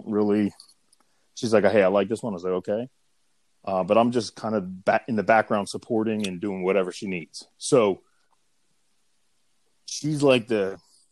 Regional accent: Pottstown, Pennsylvania, United States; I am from Pottstown, Pennsylvania.

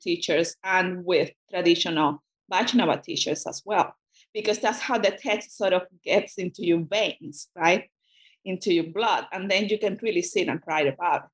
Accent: Cuba; first language Spanish; English is a second language; moved away as an adult; now in United States; I'm a Spanish speaker, and that uh, I grew up in Cuba

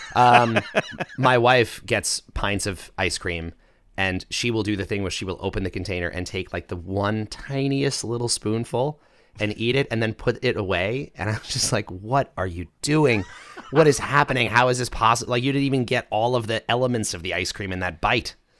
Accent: Long Island, New York, United States; I grew up on Long Island

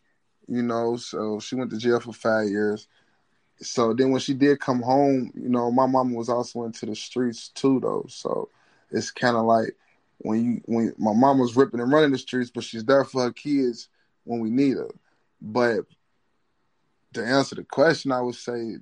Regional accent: Louisville, Kentucky, United States; also born or lived in New York; I mostly grew up in Kentucky

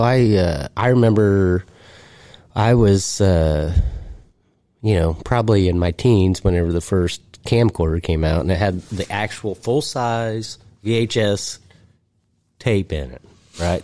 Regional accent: United States; accent: hillbilly

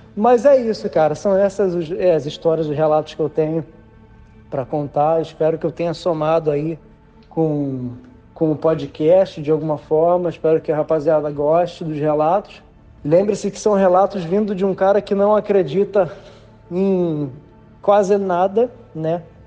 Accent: Niterói, Rio de Janeiro, Brazil; moved away as an adult; now in Florida, United States; eu sou de Niterói, Rio de Janeiro, mas já há aproximadamente seis anos eu moro na Flórida

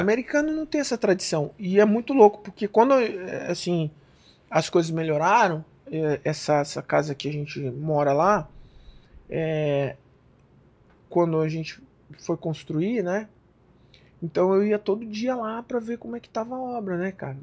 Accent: Brazil; moved away as an adult; Eu sou brasileiro

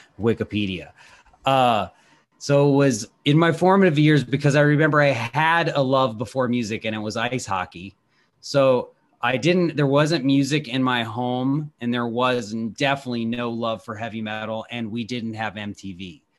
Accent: Washington, District of Columbia, United States; my hometown here in Washington, D C

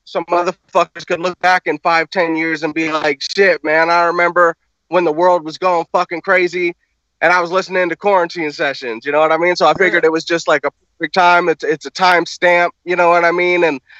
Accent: California, United States; I'm from Cali. I'm in LA County right now, just chilling under my fucking giant avocado tree.

